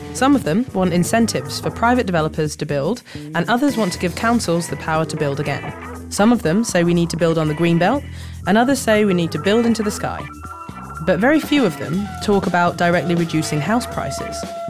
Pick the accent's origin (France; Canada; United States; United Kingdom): United Kingdom; Leeds, Yorkshire and the Humber; moved away; from Leeds, my hometown